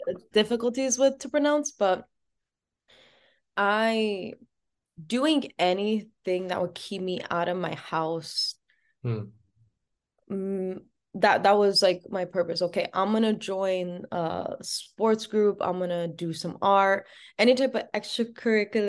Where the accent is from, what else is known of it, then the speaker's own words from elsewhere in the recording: Providence, Rhode Island, United States; I was born and raised in Providence.